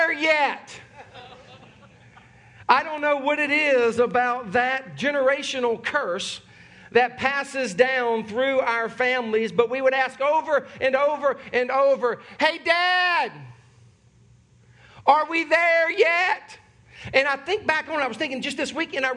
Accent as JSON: {"language": "English", "town": "Sumter", "region": "South Carolina", "country": "United States", "tie": "born or raised there", "said": "born and raised in Sumter, South Carolina, my family is originally from Charleston, South Carolina"}